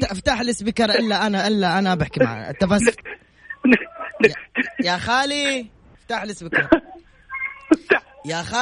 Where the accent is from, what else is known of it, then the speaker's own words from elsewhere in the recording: Aleppo, Aleppo Governorate, Syria; now in Tabuk, Saudi Arabia; من حلب من حلب